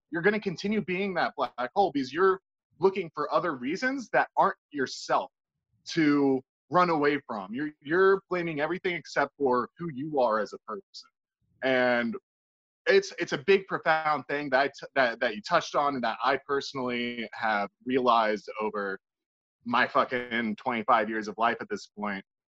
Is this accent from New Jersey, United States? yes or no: no; Richmond, Virginia, United States; I used to think that way about my home state and my home city, Richmond, Virginia.